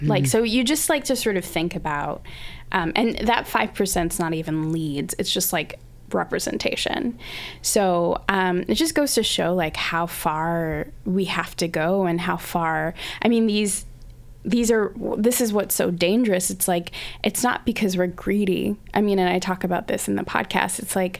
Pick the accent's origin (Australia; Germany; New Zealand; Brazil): Australia; now in North America; But yeah, I grew up in Australia